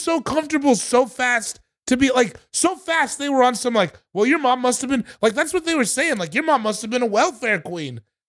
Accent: Colorado, United States; I'm from Colorado.

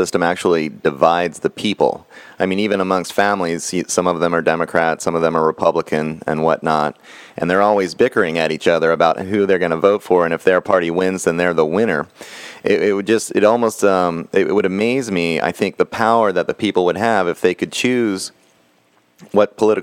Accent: Texas, United States; I come from Texas

